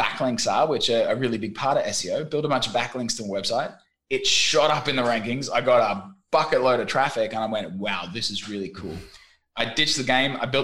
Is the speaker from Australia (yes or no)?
yes; Australia; moved away as an adult; also born or lived in London, United Kingdom / Vietnam; Originally from the land of kangaroos.